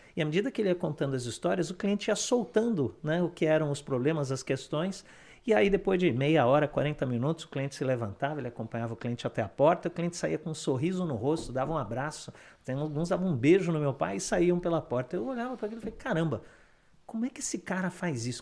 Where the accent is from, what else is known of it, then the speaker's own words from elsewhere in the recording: Sorocaba, São Paulo, Brazil; moved away as an adult; now in Canada; quando eu era pequeno, eu morava em Sorocaba, né, no interior de São Paulo